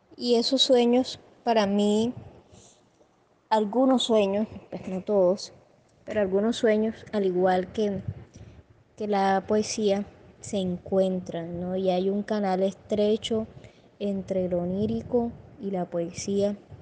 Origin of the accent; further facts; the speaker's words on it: Cereté, Córdoba, Colombia; Soy poeta de Cerete, Córdoba.